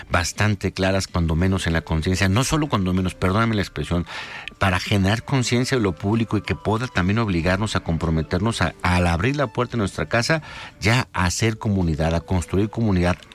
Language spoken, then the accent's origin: Spanish; Jalisco, Mexico; Si seguimos nosotros este, eh, adormilados como mexicanos, como jaliscienses, en solamente decir que los profesionales son los que se dedican a la política